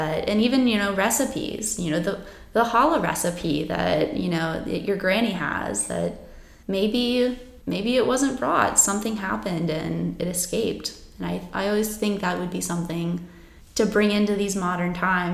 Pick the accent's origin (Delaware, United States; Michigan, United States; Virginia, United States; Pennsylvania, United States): Virginia, United States; Farmville; I am originally from Farmville, but I'm a student at Christopher Newport University.